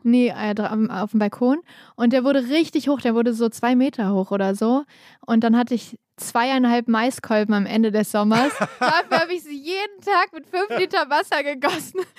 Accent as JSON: {"language": "German", "town": "Kassel", "region": "Hesse", "country": "Germany", "tie": "born or raised there", "moved": "yes", "lives_now": "Berlin, Germany", "said": "mein Lieblingsort in Kassel ist natürlich so das Haus, wo ich aufgewachsen bin"}